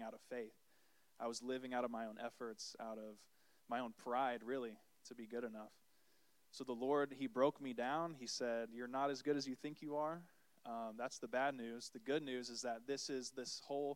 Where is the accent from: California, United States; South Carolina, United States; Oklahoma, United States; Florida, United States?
Florida, United States; Ormond Beach; I was born and raised here in Florida. I'm a Florida boy at heart, just down the road in Ormond Beach